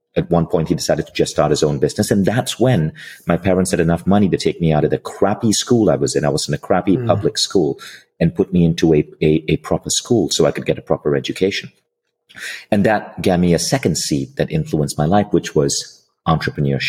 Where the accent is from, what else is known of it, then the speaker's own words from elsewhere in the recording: Malaysia; I'm from Malaysia. So my mom was a public school teacher in Malaysia